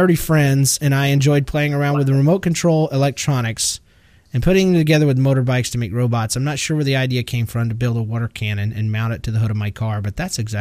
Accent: Georgia, United States; I'm from Georgia.

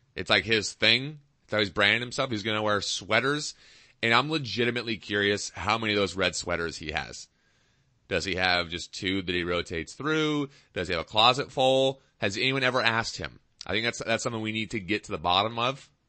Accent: Seattle, Washington, United States; now in Reno, United States; I'm from Seattle

